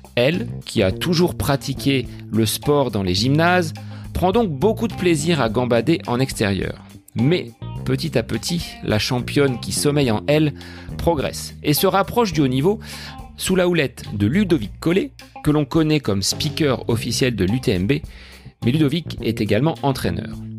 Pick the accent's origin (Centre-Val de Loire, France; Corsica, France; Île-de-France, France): Centre-Val de Loire, France; Bonneval; du côté de Bonneval dans mon village natal